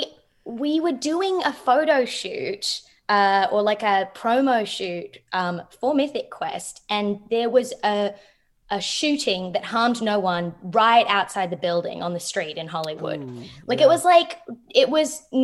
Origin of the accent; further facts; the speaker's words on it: Melbourne, Victoria, Australia; moved away; I grew up in Melbourne